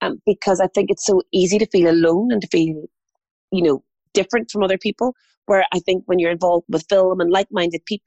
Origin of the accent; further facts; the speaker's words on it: Armagh, Northern Ireland, United Kingdom; moved away; I'm an only child and I grew up in Armagh.